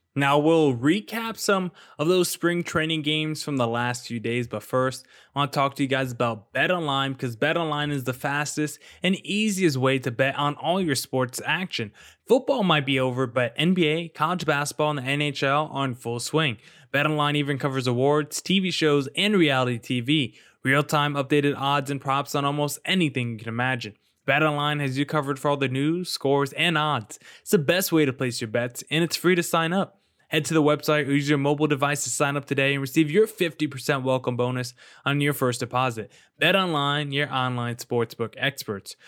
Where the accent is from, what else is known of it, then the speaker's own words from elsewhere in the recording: East Coast, United States; I'm from the East Coast